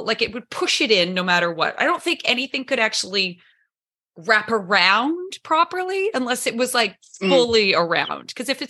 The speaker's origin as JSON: {"language": "English", "region": "Saskatchewan", "country": "Canada", "tie": "born or raised there", "also_born_or_lived": "Caribbean", "moved": "as an adult", "said": "I grew up in Saskatchewan."}